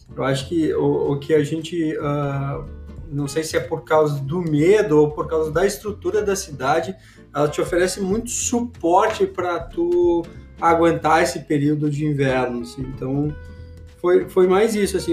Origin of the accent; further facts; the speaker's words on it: Brazil; moved away; A gente é, é do Brasil